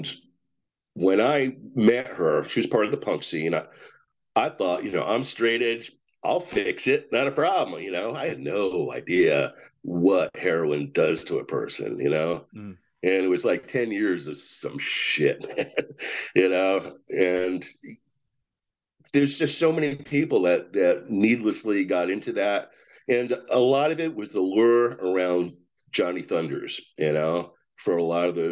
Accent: Clifton, New Jersey, United States; in my hometown of Clifton

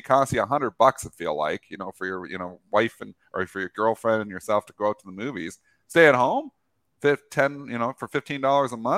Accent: Canada; We're Canadian

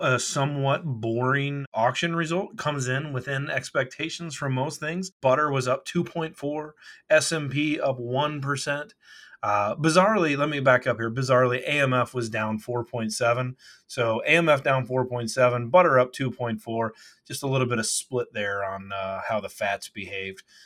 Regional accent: Kentucky, United States; now in Chicago, United States; I grew up in Kentucky

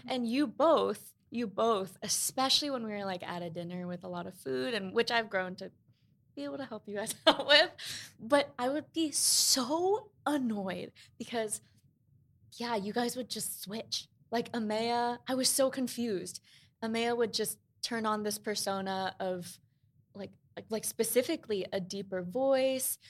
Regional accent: New York, United States; we grew up in Queens

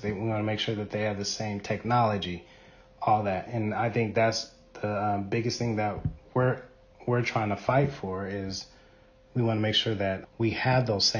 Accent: Spokane, Washington, United States; Growing up in Spokane, it was definitely different.

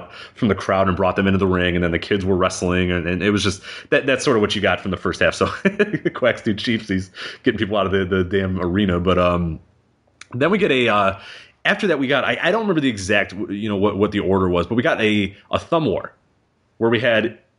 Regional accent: Chicago, Illinois, United States; I'm from Chicago

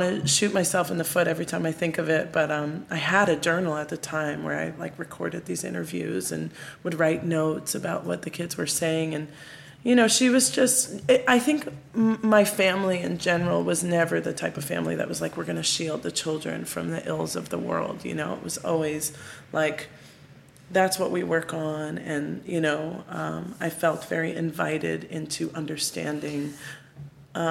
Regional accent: Maplewood, New Jersey, United States; growing up as a kid in Maplewood, New Jersey

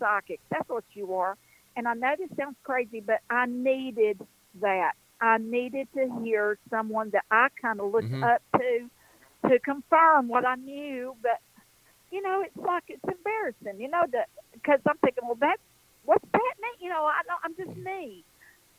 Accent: Western North Carolina, United States; I'm an Appalachian girl. It's exactly what I am, right here in the foothills

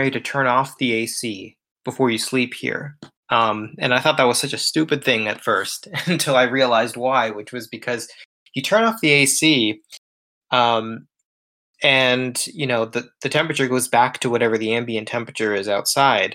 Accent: South Florida, United States; moved away as an adult; now in Japan; where I grew up in South Florida

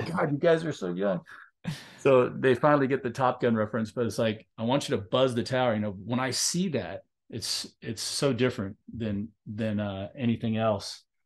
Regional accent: Long Beach, California, United States; I grew up in Long Beach, California, and they both went to Milliken like I did

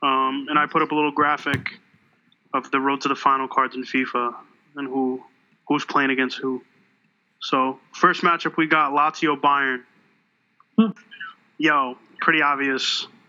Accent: Jersey City, New Jersey, United States; I'm from Jersey City.

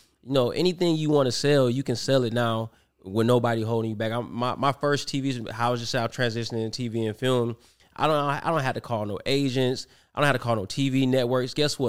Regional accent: Cleveland, Ohio, United States; now in Atlanta, United States; I went to high school in Cleveland. I'm from Cleveland.

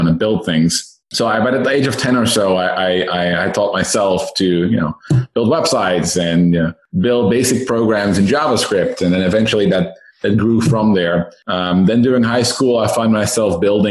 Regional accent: Netherlands; moved away as an adult; now in Silicon Valley, United States; I myself am Dutch, born and raised in the Netherlands. I moved to Silicon Valley about 6 years ago

